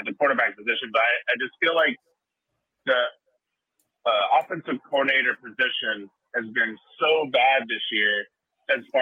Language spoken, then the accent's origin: English; Charlotte, North Carolina, United States; now in Orange County, California, United States; I live out here in Orange County, California. I'm originally from Charlotte, North Carolina